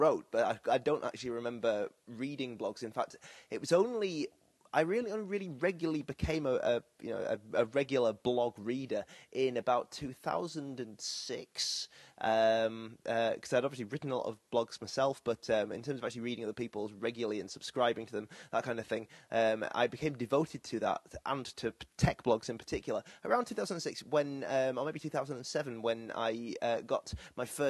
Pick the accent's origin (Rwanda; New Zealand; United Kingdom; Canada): United Kingdom; Bradford, Yorkshire and the Humber; moved away as an adult; also born or lived in Leeds; now in Manchester, United Kingdom; No, I'm from Bradford originally, and not the Bradford that everyone calls Beswick these days. The Bradford in Bradford in West Yorkshire. And so I grew up there